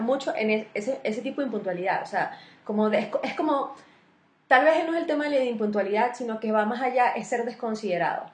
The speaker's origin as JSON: {"language": "Spanish", "country": "Venezuela", "moved": "yes", "lives_now": "Colombia", "said": "los venezolanos somos como unos costeños todos"}